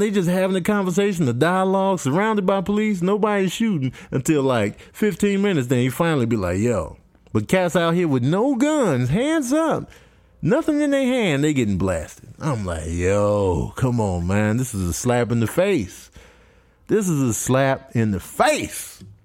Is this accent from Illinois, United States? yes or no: yes; Chicago, Illinois, United States; also born or lived in Michigan; I was born in Michigan. raised in Chicago